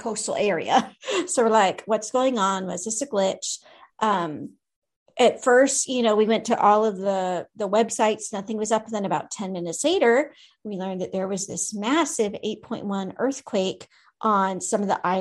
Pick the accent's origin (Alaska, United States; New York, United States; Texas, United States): Alaska, United States; moved away; my home state